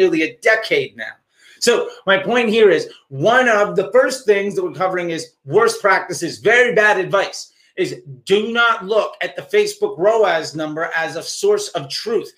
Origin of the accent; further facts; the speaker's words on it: East Coast of the United States, United States; I remember as a kid growing up on the East Coast of the United States